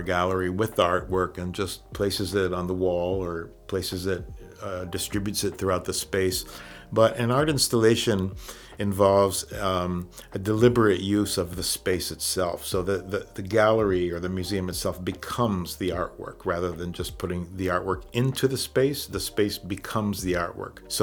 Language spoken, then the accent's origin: English; Puerto Rico; Grew up in the countryside outside of San Juan, surrounded by fruit trees and a lot of greenery and tropical breezes